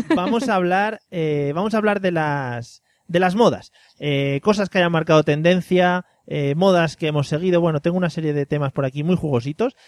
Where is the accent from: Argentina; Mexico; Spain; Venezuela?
Spain; Madrid, Community of Madrid; now in Valencia, Spain; yo que soy de Madrid, que vivo aquí en Valencia